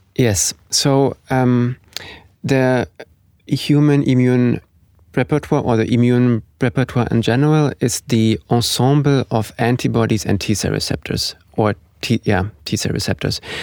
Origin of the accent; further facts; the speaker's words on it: Germany; moved away as an adult; now in Oslo, Norway; I'm originally from Germany